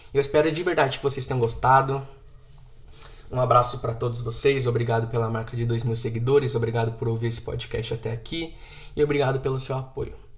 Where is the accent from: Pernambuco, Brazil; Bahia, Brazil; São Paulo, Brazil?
São Paulo, Brazil; Guarulhos; eu sou de Guarulhos, São Paulo